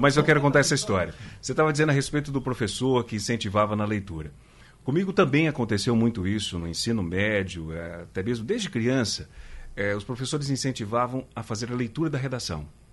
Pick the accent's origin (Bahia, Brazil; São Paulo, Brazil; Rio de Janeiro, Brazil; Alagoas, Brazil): São Paulo, Brazil; also born or lived in Minas Gerais; now in Pernambuco, Brazil; eu sou de São Paulo, estava é, em Minas e estou aqui em Pernambuco.